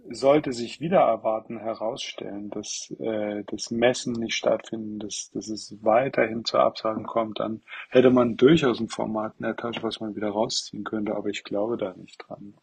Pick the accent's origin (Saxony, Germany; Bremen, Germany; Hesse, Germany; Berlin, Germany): Saxony, Germany; Leipzig; als Leipziger